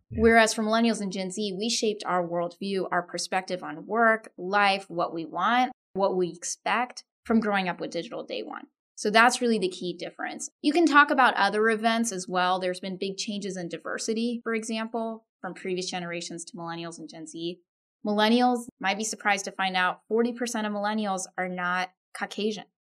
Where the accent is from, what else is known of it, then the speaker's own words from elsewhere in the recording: Austin, Texas, United States; My parents are from India. I grew up in Austin, Texas.